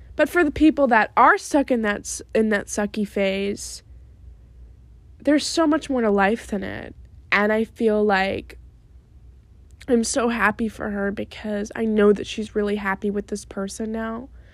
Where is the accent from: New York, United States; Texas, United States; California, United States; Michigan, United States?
New York, United States; When I was little, growing up in New York